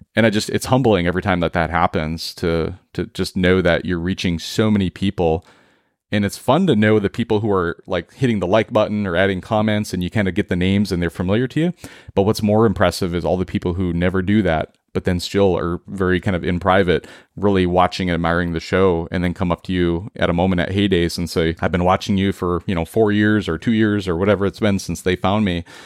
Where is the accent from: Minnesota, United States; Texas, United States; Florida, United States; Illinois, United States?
Minnesota, United States; central; moved away as an adult; now in Seattle, United States; we all collectively were born and raised in Minnesota, and we made the transition out to Seattle in two thousand twelve